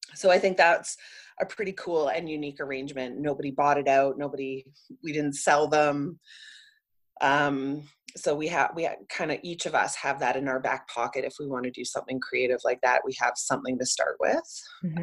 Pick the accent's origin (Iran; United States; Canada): Canada; Vancouver, British Columbia; I grew up in Vancouver and watched the city go from like a oversized